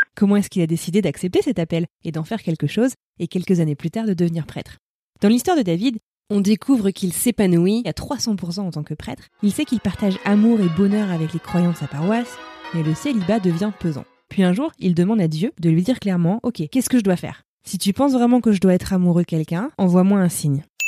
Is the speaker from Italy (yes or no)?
no; France; J'ai grandi en France, je suis blanche, j'ai un prénom très français